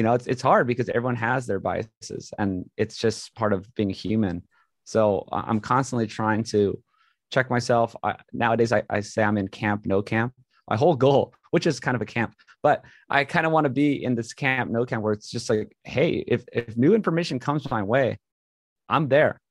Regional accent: Hawaii, United States; moved away as an adult; grew up in Hawaii, went to a great school, uh, got into U C L A mechanical engineering

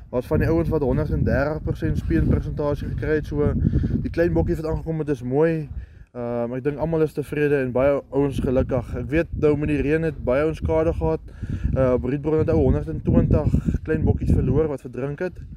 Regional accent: Oudtshoorn, Western Cape, South Africa; Ek is oorspronklik van Oudtshoorn en ek bly nou vir die afgelope 3 jaar op Hollowmore

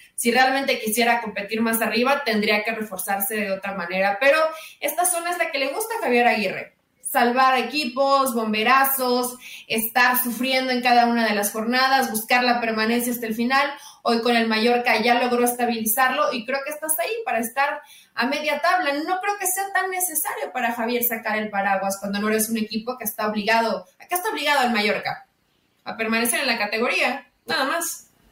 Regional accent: Mexico; como mexicanos de este lado

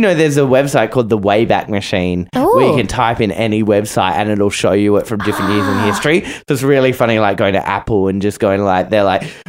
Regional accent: Australia; and I'm the Australian Chandler.

